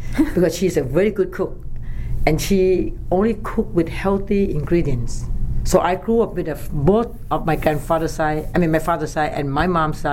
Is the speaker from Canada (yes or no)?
no; Bangkok, Thailand; I was born in Bangkok, Thailand